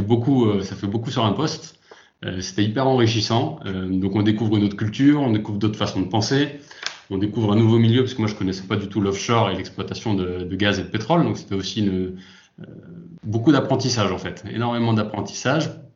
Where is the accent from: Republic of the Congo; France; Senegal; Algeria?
France; Lyon, Auvergne-Rhône-Alpes; moved away as an adult; now in south-west France; je suis originaire de Lyon, expatrié dans le sud-ouest depuis quelques